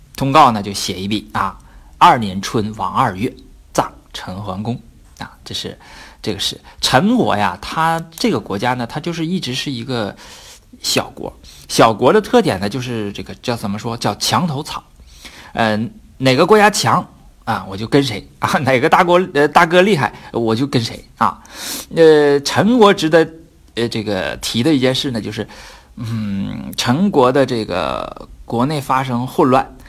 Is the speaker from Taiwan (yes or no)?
no; Northeast China, China; accent: Northeastern (Dongbei); 用我们东北话说就是舔着脸